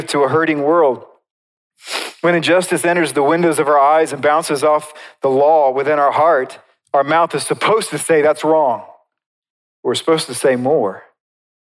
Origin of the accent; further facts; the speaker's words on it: United States; as American Christians